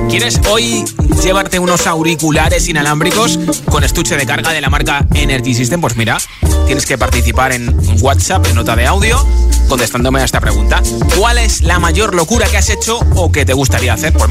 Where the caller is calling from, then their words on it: Madrid, Community of Madrid, Spain; Hola, … … de Madrid